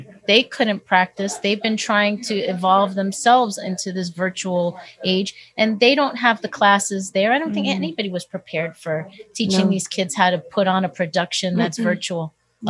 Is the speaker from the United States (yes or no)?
yes; New York, United States; now in Woodland Hills, United States; when I first moved to Woodland Hills, because I'm originally from New York.